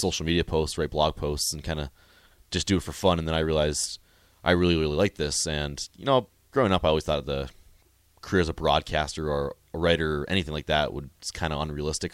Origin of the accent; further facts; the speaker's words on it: Tioga, North Dakota, United States; moved away as an adult; now in Lincoln, United States; I'm from Tioga, North Dakota. It's a little town of about a thousand people up in the northwest corner